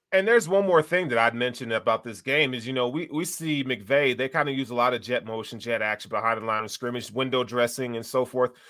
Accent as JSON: {"language": "English", "town": "Chattanooga", "region": "Tennessee", "country": "United States", "said": "I'm from Tennessee"}